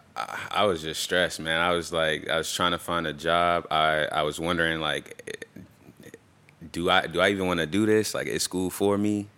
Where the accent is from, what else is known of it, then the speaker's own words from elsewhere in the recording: Tampa, Florida, United States; I'm from, I'm from here. I'm from Tampa, Florida. And, uh, grew up, um, till I was about se, till about second grade, um, in West Tampa.